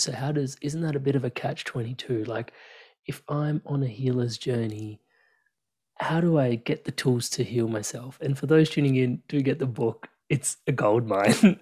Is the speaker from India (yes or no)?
yes; India; me being Indian and growing up in, like, this culture where in India, everybody has a guru